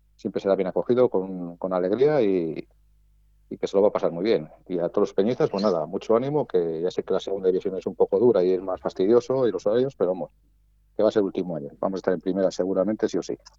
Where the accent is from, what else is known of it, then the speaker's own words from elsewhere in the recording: Valladolid, Castile and León, Spain; nosotros somos de Valladolid